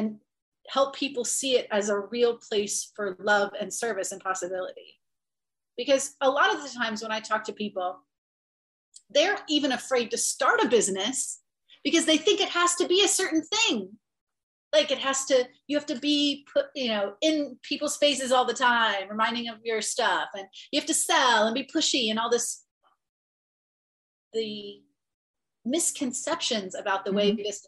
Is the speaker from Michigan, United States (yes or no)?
no; Ohio, United States; I grew up in Ohio and it's a very religious state.